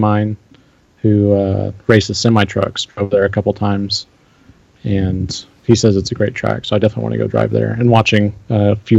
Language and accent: English; Oklahoma, United States; Yeah, actually, so I'm from Oklahoma.